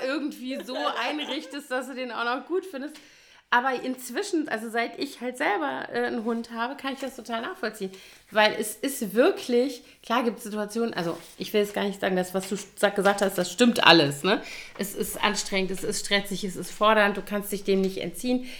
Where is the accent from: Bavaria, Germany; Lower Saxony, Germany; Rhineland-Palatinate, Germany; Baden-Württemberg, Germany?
Rhineland-Palatinate, Germany; Koblenz; moved away as an adult; also born or lived in Bonn; in Koblenz, äh, meiner Heimatstadt